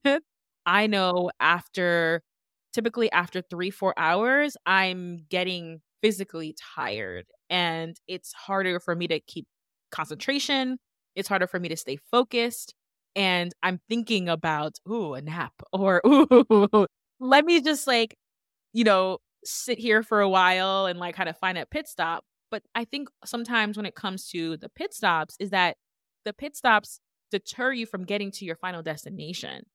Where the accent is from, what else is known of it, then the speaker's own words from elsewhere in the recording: New York, United States; now in Connecticut, United States; originally from New York